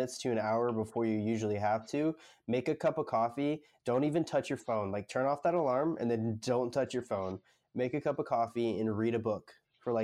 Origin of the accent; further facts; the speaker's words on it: Northwest Florida, United States; moved away as an adult; now in South Florida, United States; I'm in South Florida, and I'm from Northwest Florida, but I live in South Florida for college right now